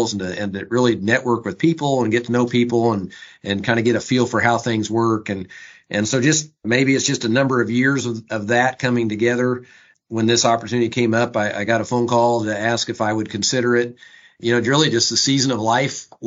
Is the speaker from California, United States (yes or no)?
no; Lebanon, Indiana, United States; I am a farmer from Boone County, Lebanon, farmed with my dad and my brother and as I grew up